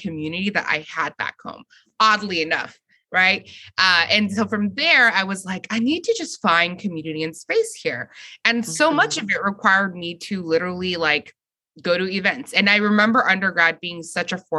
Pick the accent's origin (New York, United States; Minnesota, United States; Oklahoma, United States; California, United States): California, United States; Fresno; moved away; I was born and raised in Fresno